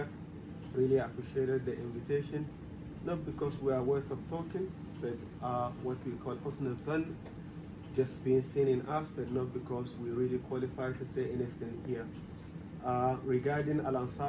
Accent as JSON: {"language": "English", "country": "Ghana", "tie": "born or raised there", "also_born_or_lived": "Germany / Egypt", "moved": "as an adult", "said": "I'm originally from Ghana. My dad originally from Nigeria, but I was born in Ghana, raised in Ghana, studied in Ghana."}